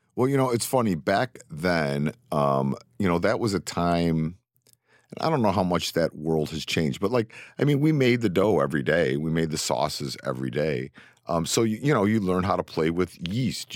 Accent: Cleveland, Ohio, United States; also born or lived in New York City; now in New York, United States; born and raised in Cleveland

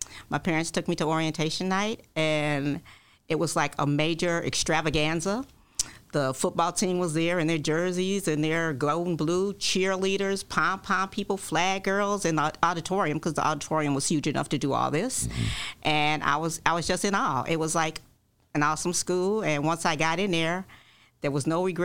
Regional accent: Chicago, Illinois, United States; Born and raised in Chicago. I was actually born in Englewood.

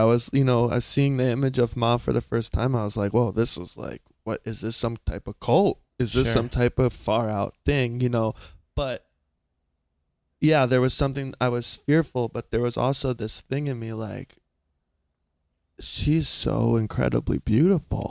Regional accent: South Carolina, United States; moved away; also born or lived in California; I'm from a small, small town in South Carolina.

